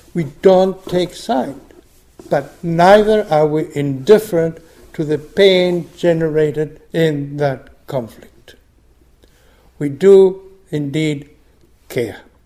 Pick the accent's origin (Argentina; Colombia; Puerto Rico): Argentina; moved away; I grew up in Argentina under a military dictatorship